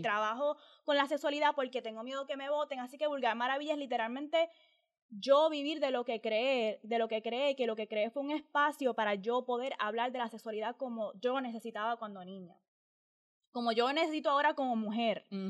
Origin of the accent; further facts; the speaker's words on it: Puerto Rico; como boricua